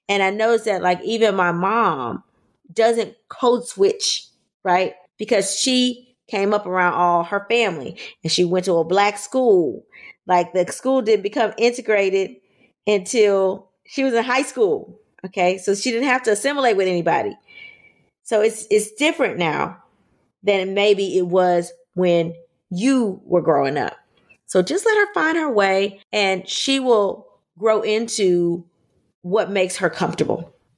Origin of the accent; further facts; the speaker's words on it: Louisiana, United States; I'm from Louisiana